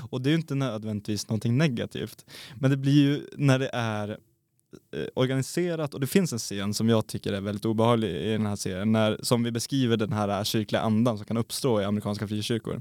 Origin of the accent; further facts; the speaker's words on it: Sweden; vi är svenskar